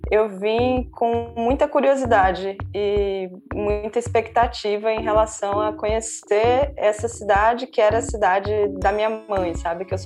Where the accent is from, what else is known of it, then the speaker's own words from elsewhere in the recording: Amazonas, Brazil; moved away as an adult; also born or lived in Pernambuco / Ceará; now in Recife, Brazil; eu nasci no Amazonas, mas é, tenho uma relação muito forte com Recife porque a minha família é pernambucana. Então, eu vim morar no Recife em 2009 para fazer o mestrado e aqui fiquei.